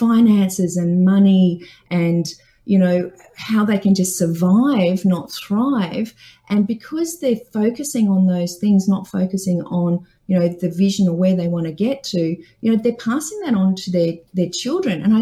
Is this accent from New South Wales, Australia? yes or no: yes; Dubbo, New South Wales, Australia; I grew up in Dubbo on a farm.